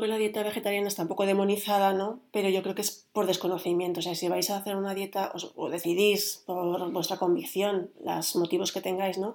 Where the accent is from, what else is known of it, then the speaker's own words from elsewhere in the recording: Spain; los que somos eh, españoles